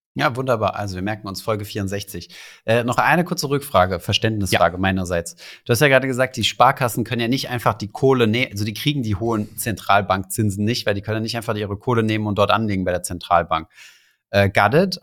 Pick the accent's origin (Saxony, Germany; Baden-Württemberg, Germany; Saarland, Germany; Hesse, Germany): Saarland, Germany; moved away; also born or lived in Berlin / Paris